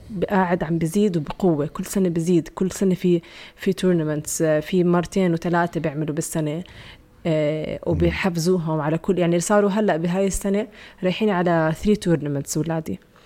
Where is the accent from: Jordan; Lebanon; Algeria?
Jordan; عندنا بالأردن